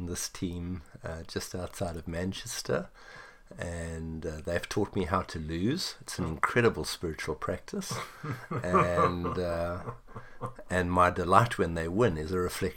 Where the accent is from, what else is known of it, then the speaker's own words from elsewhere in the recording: South Africa; that's part of our history as a South African.